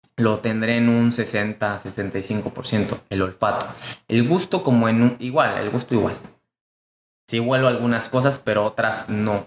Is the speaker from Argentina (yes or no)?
no; Mexico; mexicano, emprendedor y empresario